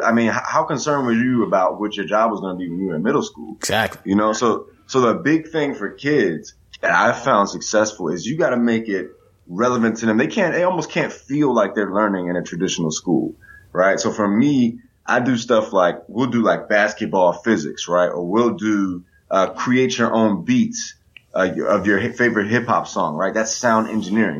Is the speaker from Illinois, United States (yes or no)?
yes; Chicago, Illinois, United States; moved away; Growing up in Chicago